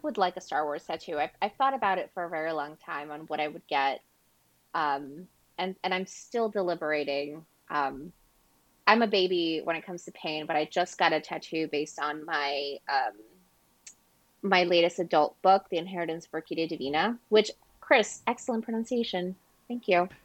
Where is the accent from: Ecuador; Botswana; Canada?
Ecuador; I'm from Ecuador and Latin American